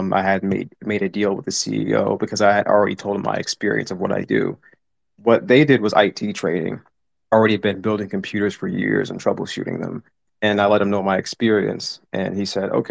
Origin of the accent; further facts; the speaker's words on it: Washington, District of Columbia, United States; I came from Washington, D.C. I was born and raised there.